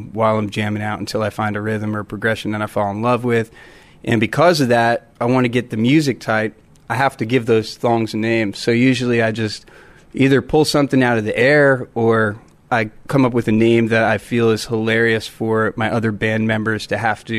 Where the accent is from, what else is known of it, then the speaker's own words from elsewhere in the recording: New Jersey, United States; moved away; I grew up actually in New Jersey, and I was up there most of my life.